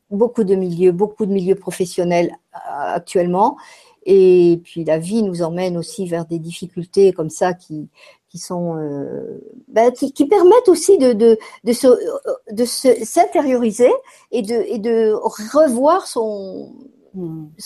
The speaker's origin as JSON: {"language": "French", "country": "France", "tie": "born there", "said": "je suis née en France et j'ai vécu euh, beaucoup, de, beaucoup de temps en France et j'ai beaucoup voyagé aussi"}